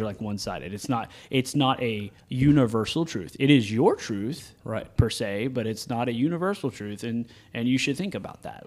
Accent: the South, United States; we're from the South

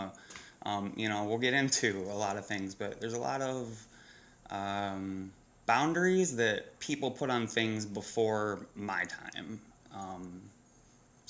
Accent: New York, United States; I am a New Yorker, not from the city originally, but it's in my blood

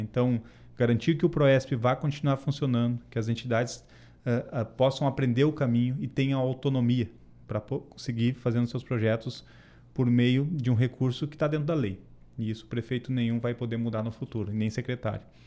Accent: Santa Maria, Rio Grande do Sul, Brazil; sou santamariense, tenho orgulho disso, tenho orgulho das minhas raízes, sou campestreiro, que é quem mora no bairro campestre

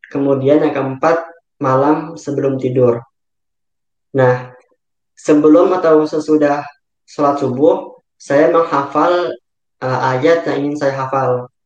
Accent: Bekasi, West Java, Indonesia; Kemudian asal saya dari Bekasi.

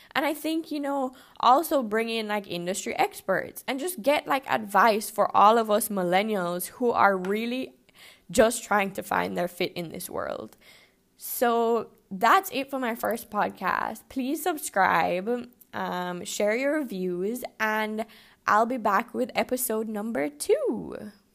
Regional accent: Jamaica; moved away as an adult; also born or lived in Canada; I'm born and raised in Jamaica, but I did go to university in Canada

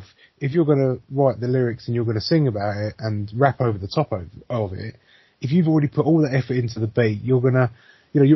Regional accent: England, United Kingdom; we're silly English people

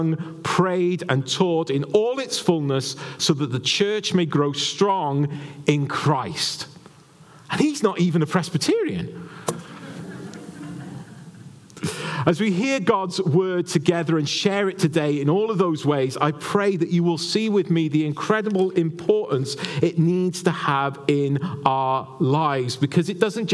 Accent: Wales, United Kingdom; moved away; as a Welshman, you apply it to being in Wales and being in the homeland of Wales

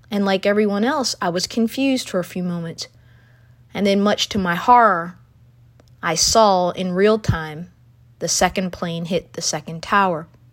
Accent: United States; as an American

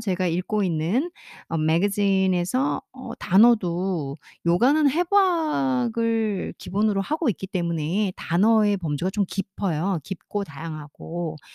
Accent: South Korea; 저는 이제 한국 사람이잖아요.

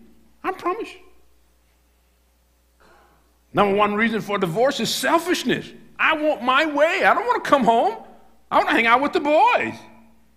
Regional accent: United States; I'm a preacher from America

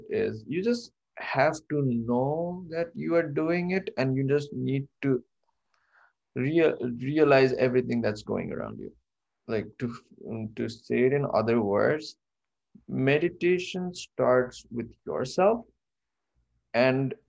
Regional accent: Kathmandu, Bagmati, Nepal; moved away; I am originally from Kathmandu, Nepal

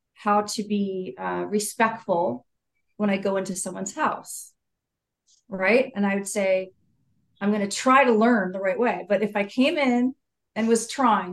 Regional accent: Saratoga, California, United States; I'm from California. I'm from an area called Silicon Valley or the Bay Area um, near San Jose, which is, but the actual town is Saratoga, near the hills

